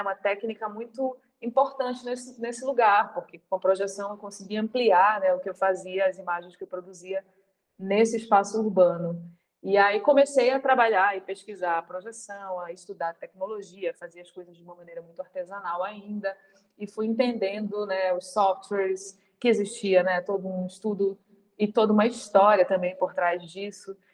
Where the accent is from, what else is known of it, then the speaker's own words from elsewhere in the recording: Pará, Brazil; eu sou paraense, eu estou nesse momento aqui